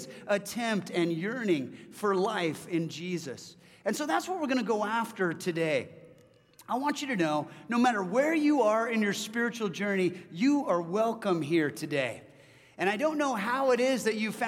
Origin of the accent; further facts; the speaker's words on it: California, United States; moved away as an adult; now in Washington, United States; I'm from California. I moved up here about 13 years ago.